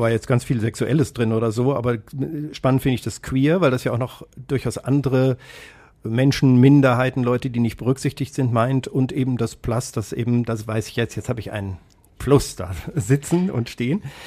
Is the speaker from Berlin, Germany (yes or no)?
no; Kassel, Hesse, Germany; das Krankenhaus, in dem ich in Kassel geboren äh, worden bin, wurde nach mir geschlossen